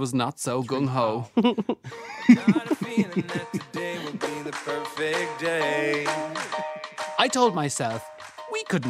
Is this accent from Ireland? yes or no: yes; Ireland; moved away as an adult; now in New York, United States; Not just as an Irish person